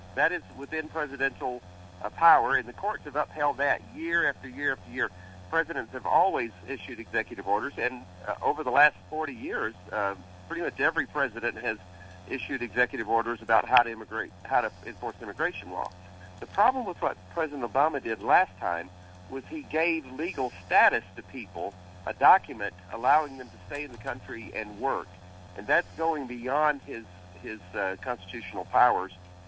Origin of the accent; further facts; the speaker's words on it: Demopolis, Alabama, United States; Well, I was born in Demopolis, Alabama in 1960, so I got to live through the Civil Rights Movement, and it was quite a ride.